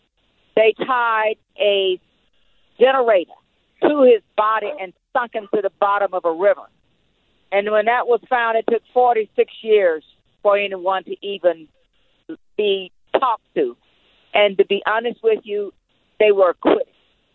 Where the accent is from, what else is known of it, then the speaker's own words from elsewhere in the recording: United States; moved away; also born or lived in South Carolina; I came from Georgia and South Carolina, from the cotton fields. I am nearly seven decades into this